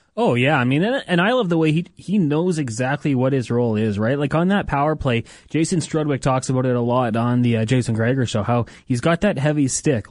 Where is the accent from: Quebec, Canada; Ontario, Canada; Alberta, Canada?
Alberta, Canada; Edmonton; I grew up in Edmonton. I was an Oilers fan my whole life